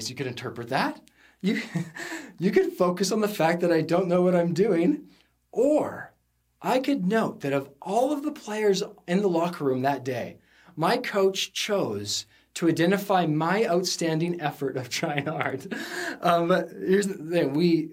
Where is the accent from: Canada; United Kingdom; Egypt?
Canada; Sunshine Coast, British Columbia; I grew up in the Sunshine Coast, small high school. We came over on the ferry to come to the big city of Vancouver